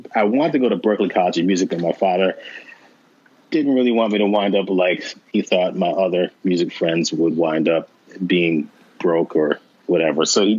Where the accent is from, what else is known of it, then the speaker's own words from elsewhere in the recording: Manchester, Connecticut, United States; moved away as an adult; also born or lived in Hartford, Connecticut / Washington, D.C.; I was born in Hartford, Connecticut, raised in Manchester, Connecticut, and went to Howard University in the early 80s.